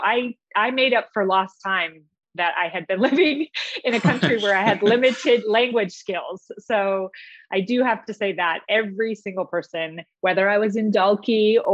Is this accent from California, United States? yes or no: yes; San Diego, California, United States; I grew up in Del Cerro. My father was in the Navy, so we lived in Del Cerro, which is across from San Diego State